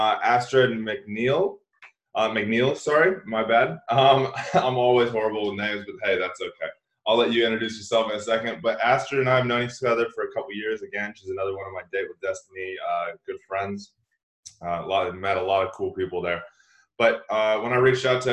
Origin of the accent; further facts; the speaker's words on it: Redding, California, United States; I'm further north. I'm from Redding, way up north